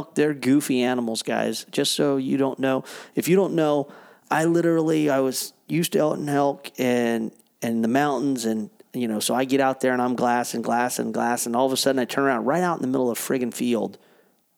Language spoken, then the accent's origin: English; United States; moved away; I grew up right on the Oregon-California border on the coast